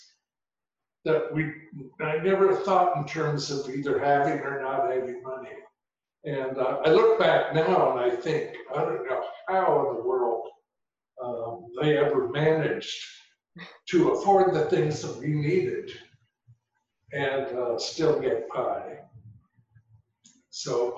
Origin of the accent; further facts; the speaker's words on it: Seattle, Washington, United States; also born or lived in Skyway, Washington / Renton, Washington; now in Whidbey Island, United States; I grew up in Seattle